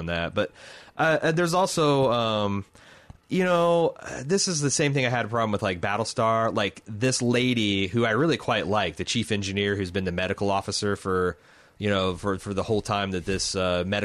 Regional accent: United States; as an American

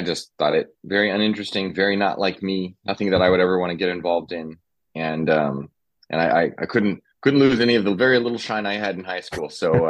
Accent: Southern California, United States; moved away; also born or lived in New York City; I grew up in Southern California. I was the oldest of five kids. We were, we'll say lower middle class, maybe. Sometimes just touching on lower class, we were definitely struggling throughout my childhood

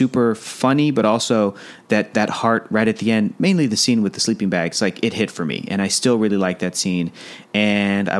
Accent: San Diego, California, United States; I'm from San Diego, went to college in San Diego

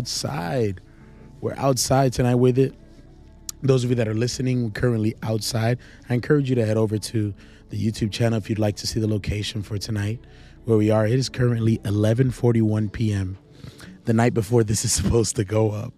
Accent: Charlotte, North Carolina, United States; also born or lived in New York City; I'm in Charlotte, North Carolina, my hometown where I grew up, where I spent the majority of my life.

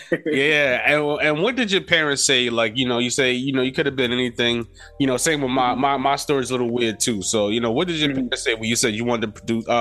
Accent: New York City, New York, United States; we native New Yorkers

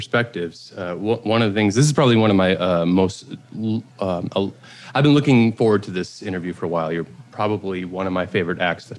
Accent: Montreal, Quebec, Canada; also born or lived in Los Angeles; now in Detroit, United States; So I'm from Montreal. I'm a French Canadian.

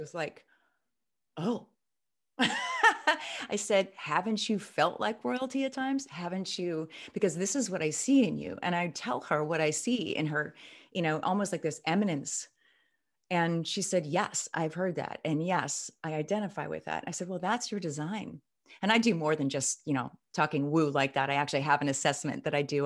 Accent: Midwest, United States; I'm from the Midwest

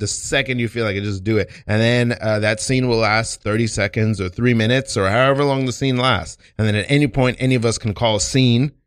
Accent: New York City, New York, United States; being from Brooklyn

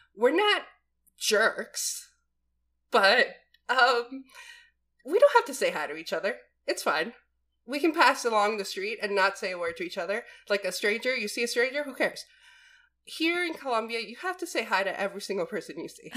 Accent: East Coast, United States; I'm born and raised East Coast

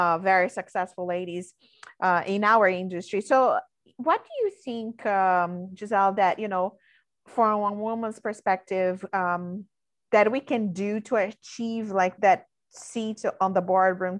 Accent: Brazil; moved away; I came here, I'm from Brazil

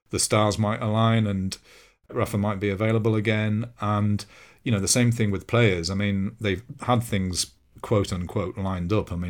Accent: London, United Kingdom; As a Londoner, I'd go to Chelsea or Tottenham games, and I'd never experienced anything like it.

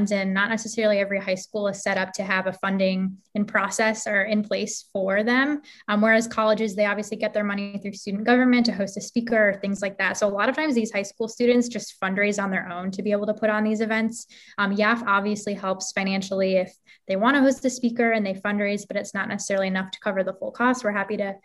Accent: Lake County, Illinois, United States; I'm from the Lake County area

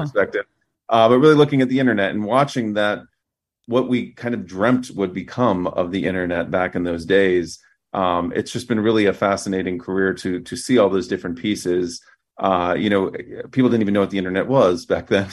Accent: Fort Wayne, Indiana, United States; moved away; my hometown of Fort Wayne, Indiana

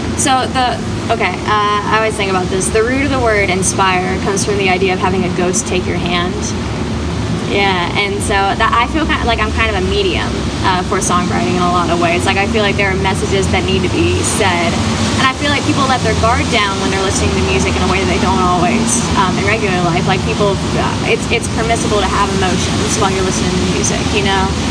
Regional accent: Shelby, North Carolina, United States; I am from Shelby, North Carolina

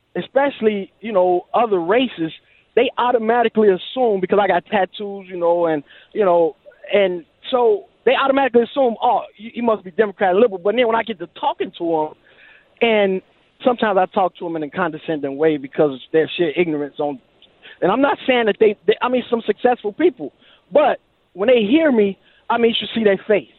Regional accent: Alabama, United States; moved away; I'm originally from Alabama. I seen the Klan March when I was a kid, full dress

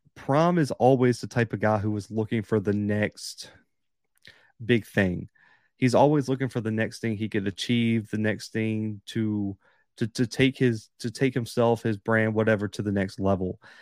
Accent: Alabama, United States; I'm from Alabama

